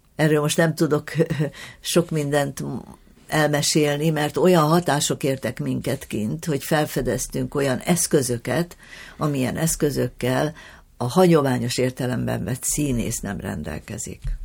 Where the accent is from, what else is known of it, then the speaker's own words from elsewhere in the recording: Hungary; mi magyarok vagyunk, és itthon kell csinálni tovább